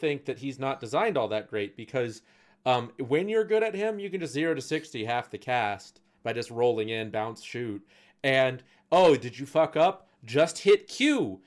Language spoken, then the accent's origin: English; United States; as an American